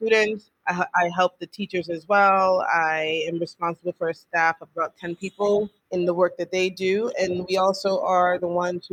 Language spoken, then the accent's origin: English; New York City, New York, United States; I was born and raised in the Bronx